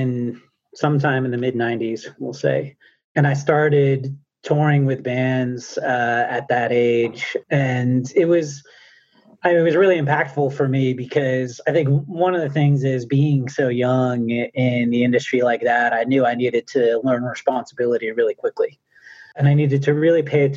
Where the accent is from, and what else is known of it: New Jersey, United States; born or raised there